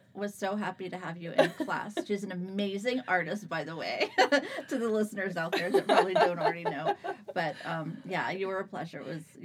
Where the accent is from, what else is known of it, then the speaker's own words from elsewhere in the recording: DeLand, Florida, United States; also born or lived in Naples, Florida / Iran / Turkey; now in Orlando, United States; I was born in Naples, Florida. I grew up in DeLand and stayed there.